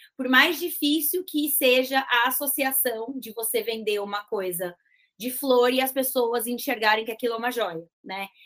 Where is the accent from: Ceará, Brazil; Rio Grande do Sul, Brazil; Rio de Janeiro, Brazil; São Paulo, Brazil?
São Paulo, Brazil; interior of; minha família é do interior